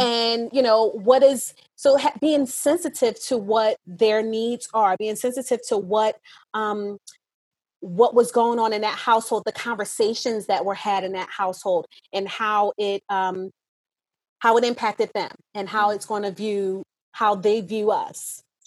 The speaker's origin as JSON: {"language": "English", "region": "New Jersey", "country": "United States", "tie": "born or raised there", "said": "I grew up in South Jersey, in an inner city"}